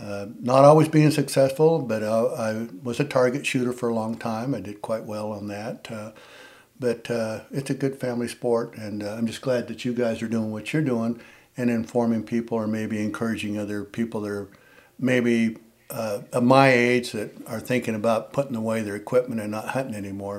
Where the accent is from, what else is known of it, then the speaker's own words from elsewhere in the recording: Eagle Pass, Texas, United States; born there; Well, I was born in Eagle Pass, Texas.